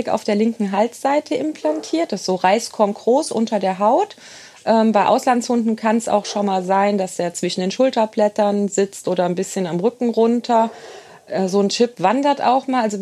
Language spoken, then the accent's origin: German; Engers, Rhineland-Palatinate, Germany; Genau, ich bin in Engers sozusagen geboren und aufgewachsen. Ähm, habe da eine sehr schöne Jugend gehabt, war dann weg zum Studieren und zur Ausbildung.